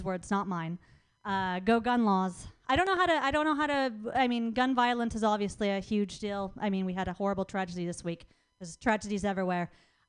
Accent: Idaho, United States; moved away; also born or lived in Florida; I grew up in Idaho.

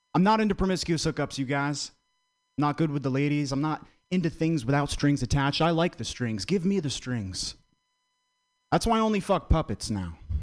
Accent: Vermont, United States; I'm from Vermont very white state

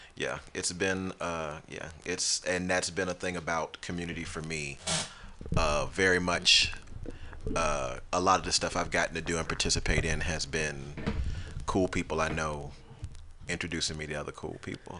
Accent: United States; born or raised there

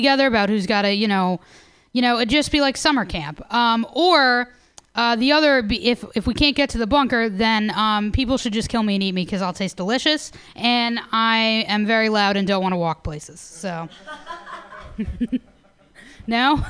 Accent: New York, United States; now in San Francisco, United States; New York

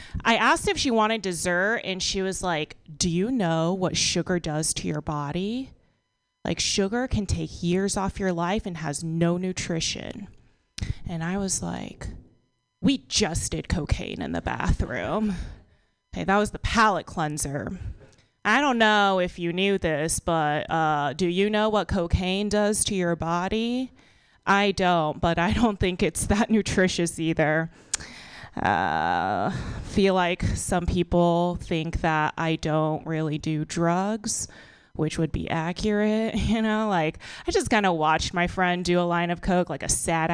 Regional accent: Texas, United States; now in San Francisco, United States; So I live in San Francisco now, but I'm from Texas.

